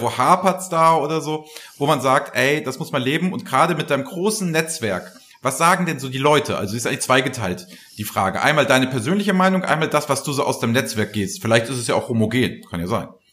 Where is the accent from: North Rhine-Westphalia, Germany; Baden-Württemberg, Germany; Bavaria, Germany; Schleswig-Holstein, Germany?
Schleswig-Holstein, Germany; Flensburg; also born or lived in Kiel / Hamburg; Ja, ich bin, ich bin Norddeutscher durch und durch. In Flensburg geboren